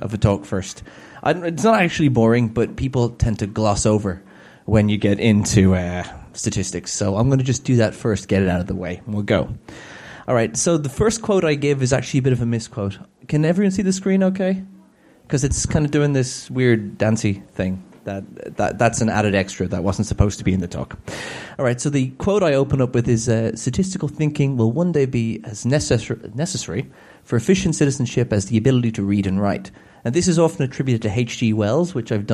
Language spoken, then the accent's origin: English; Ireland; I'm Irish and we tend to speak at that kind of rate